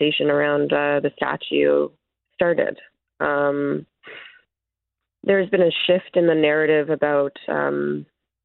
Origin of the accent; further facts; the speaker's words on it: Winnipeg, Manitoba, Canada; I'm from Treaty One territory in Winnipeg, Manitoba